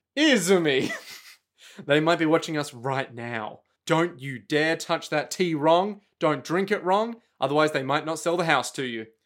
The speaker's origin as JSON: {"language": "English", "country": "Australia", "said": "I'm from Australia"}